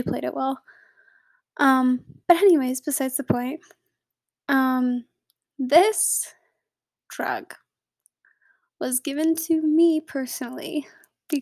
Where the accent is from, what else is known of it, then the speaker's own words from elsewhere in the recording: United States; I am American